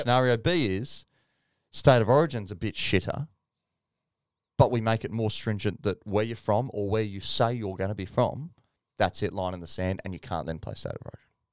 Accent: Australia; I'm from Australia

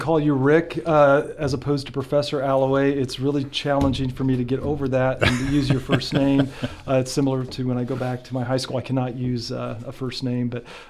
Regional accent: Silver Creek, Nebraska, United States; also born or lived in Washington, D.C.; Growing up in small town Nebraska, really. I grew up in Silver Creek, Nebraska, and some listeners might know where that is. I'm not sure if everyone would, but it is just it's about 19 miles southwest of Columbus on Highway 30.

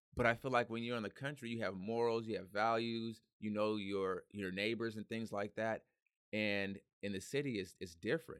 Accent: Hercules, California, United States; also born or lived in San Francisco; I was born in San Francisco, raised in Hercules

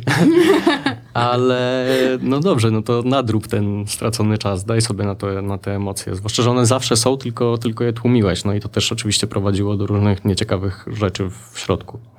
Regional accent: Lublin, Lublin Voivodeship, Poland; Ja właściwie wychowałem się trochę na lubelskich stadionach i halach

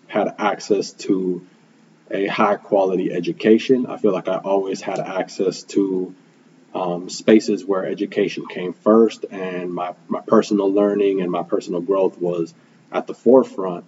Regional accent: Milwaukee, Wisconsin, United States; first language Spanish; English is a second language; I was born and raised here in Milwaukee, Wisconsin

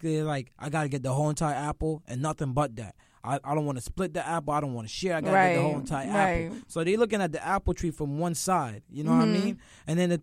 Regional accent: Mount Vernon, New York, United States; I'm from Mount Vernon

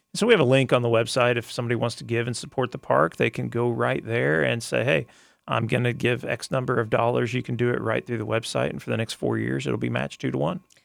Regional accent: Arkansas, United States; also born or lived in Tulsa; now in Lakeland, United States; I grew up in Arkansas, which is kinda hilly country

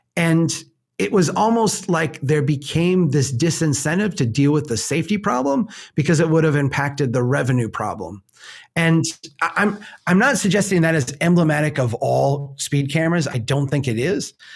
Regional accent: United States; we're, we're American

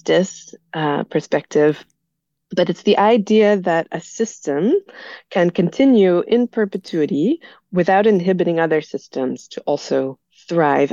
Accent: United States; moved away as an adult; also born or lived in Belgium; I'm originally from the United States

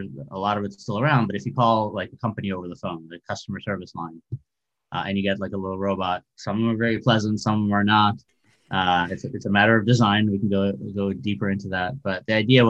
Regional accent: Chicago, Illinois, United States; moved away as an adult; also born or lived in former Soviet Union / Urbana-Champaign, Illinois; now in San Francisco, United States; I grew up in Chicago after actually immigrating from the former Soviet Union, which is no longer around

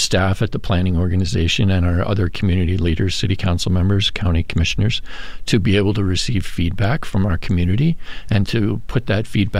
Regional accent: Lee Center, Minnesota, United States; I enlisted originally from Minnesota. I'm originally from Lee Center.

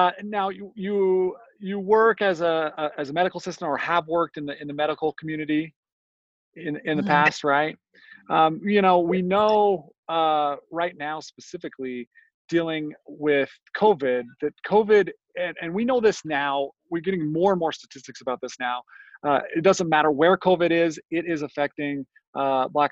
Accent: Ogden, Utah, United States; I grew up here in the Ogden area too

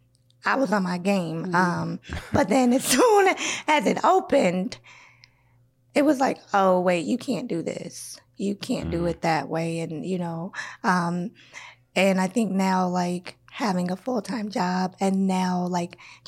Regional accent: Minnesota, United States; also born or lived in Iowa / Burnsville, Minnesota; I'm from Iowa, but I've been here all my life. So pretty much I'm from Minnesota

